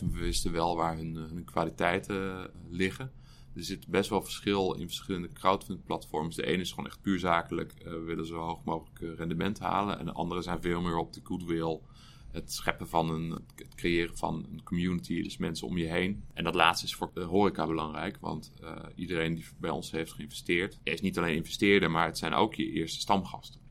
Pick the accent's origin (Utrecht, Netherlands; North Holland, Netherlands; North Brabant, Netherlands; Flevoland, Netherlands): Utrecht, Netherlands; Ik ben geboren en getogen in Utrecht